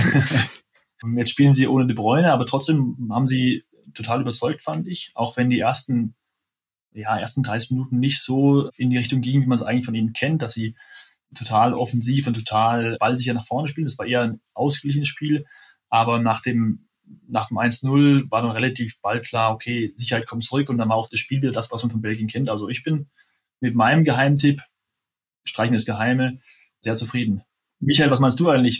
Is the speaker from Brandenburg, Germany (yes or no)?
no; Freiburg im Breisgau, Baden-Württemberg, Germany; als Freiburger, der ich ja auch bin